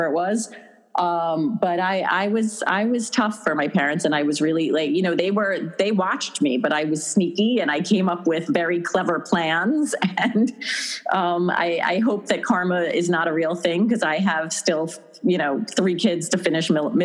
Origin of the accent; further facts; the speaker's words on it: Long Island, New York, United States; moved away as an adult; now in Westchester, United States; Growing up on Long Island